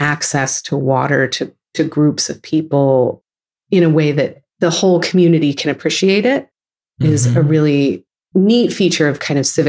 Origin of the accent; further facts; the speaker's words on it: San Francisco Bay Area, California, United States; growing up in the San Francisco Bay Area